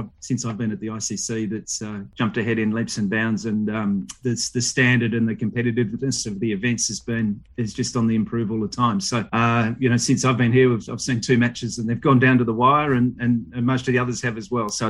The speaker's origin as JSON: {"language": "English", "country": "Australia", "said": "as an Australian"}